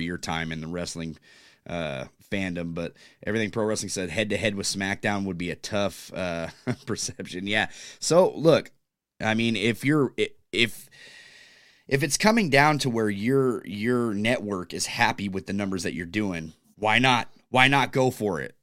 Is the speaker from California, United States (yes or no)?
yes; California, United States; now in Pacific Northwest, United States; I'm from California